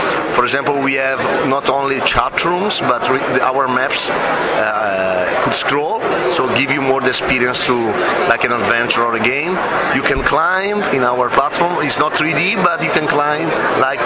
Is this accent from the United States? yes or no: no; Italy; from Italy.